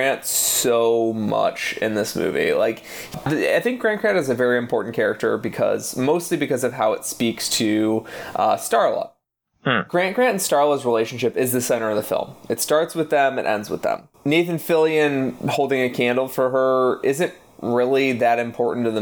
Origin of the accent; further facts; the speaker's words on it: Midwest, United States; I'm from the Midwest